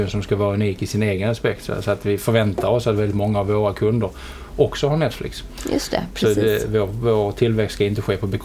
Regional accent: Helsingborg, Skåne, Sweden; accent: Scanian; moved away; also born or lived in London; Helsingborg är, jag uppvuxen i.

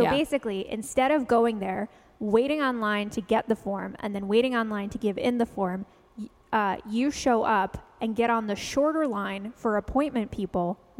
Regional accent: New York City, New York, United States; moved away as an adult; now in Los Angeles, United States; So I had actually never owned a car because I grew up in New York City and didn't get my license until I was 23.

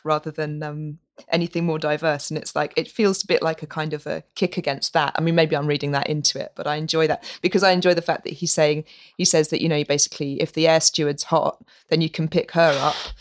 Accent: Norwich, East of England, United Kingdom; moved away as an adult; my hometown, Norwich

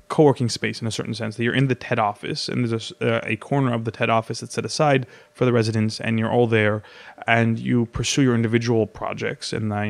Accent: Hollywood, California, United States; Niet, Yais Galiwood, you know, I'm from Hollywood.

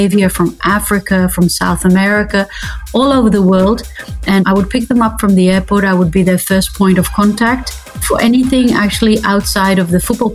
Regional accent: Netherlands; I'm from the Netherlands

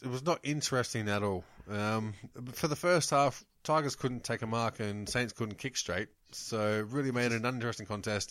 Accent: New South Wales, Australia; also born or lived in Broken Hill; now in Melbourne, Australia; I'm from New South Wales

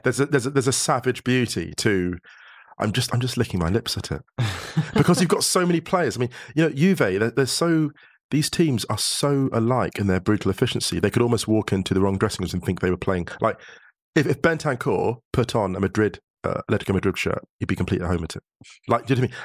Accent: United Kingdom; now in Germany; being a British citizen in Germany

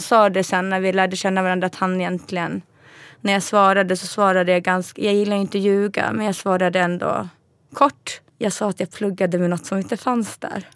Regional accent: Stockholm, Stockholm County, Sweden; moved away; also born or lived in Luleå; Jag är född i Sverige. Ja. Stockholm, Huddinge sjukhus.

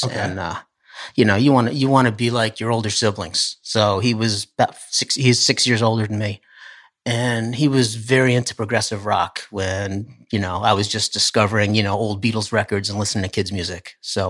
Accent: Poughkeepsie, New York, United States; also born or lived in Hopewell Junction; I grew up in the Poughkeepsie area.

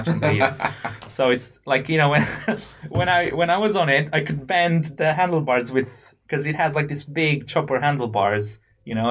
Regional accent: Romania; moved away as an adult; now in United Kingdom; I come from Romania

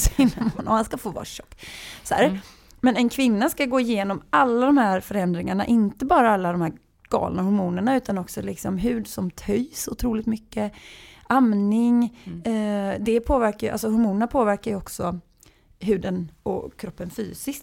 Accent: Gothenburg, Västra Götaland, Sweden; accent: Gothenburg dialect; jag är uppvuxen i villa i Askim och på Näset. Och det är så här Göteborgs lite snofsigare.

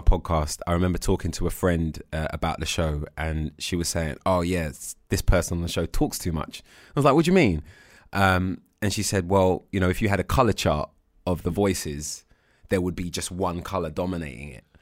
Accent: United Kingdom

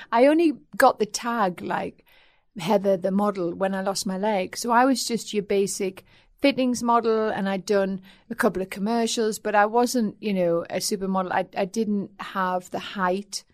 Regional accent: North East England, United Kingdom; accent: Geordie; also born or lived in Aldershot; My dad was in the army, and um, so he was moved up north when I was two

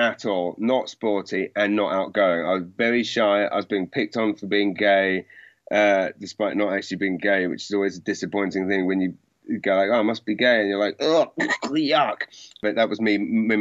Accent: Maidenhead, South East England, United Kingdom; I grew up in Maidenhead.

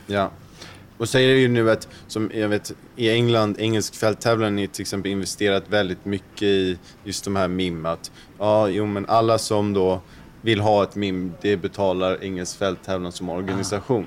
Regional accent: Sweden; Speciellt som svensk

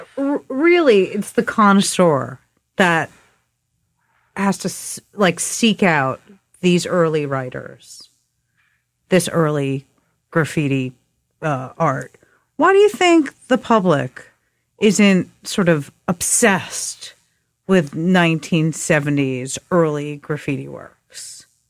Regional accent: New York, United States; growing up in New York and writing graffiti

